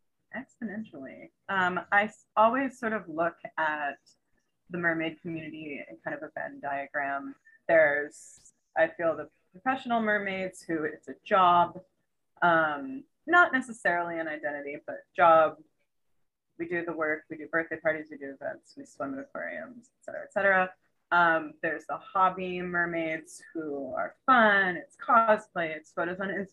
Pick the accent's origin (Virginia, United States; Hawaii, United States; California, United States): Hawaii, United States; I was born in Hawaii